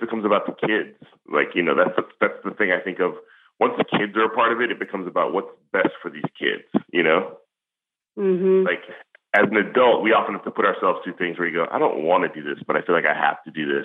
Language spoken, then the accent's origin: English; Palo Alto, California, United States; I'm not from Togo. I'm from Palo Alto.